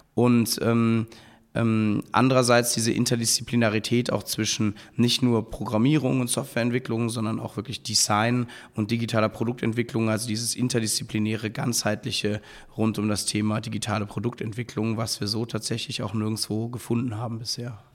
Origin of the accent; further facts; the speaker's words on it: Cologne, North Rhine-Westphalia, Germany; moved away as an adult; now in Berlin, Germany; bin dann in meine Heimatstadt Köln an eine kleine Business School gegangen